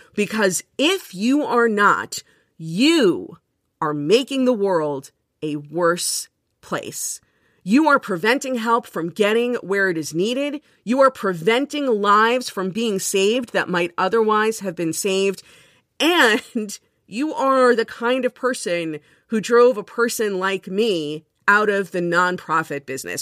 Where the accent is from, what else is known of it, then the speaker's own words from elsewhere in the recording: Miami, Florida, United States; moved away as an adult; now in Jersey City, United States; I grew up in Miami